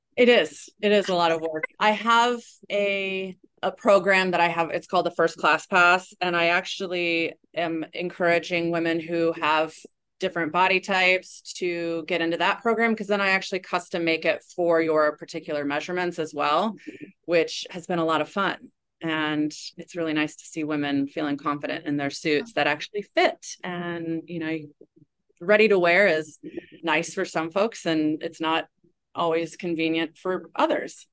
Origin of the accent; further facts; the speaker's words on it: East Coast, United States; now in Waikiki, United States; I grew up on the East Coast